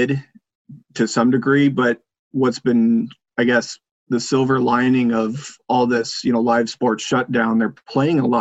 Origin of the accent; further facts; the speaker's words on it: United States; now in Minnesota, United States; where I grew up in the Quad Cities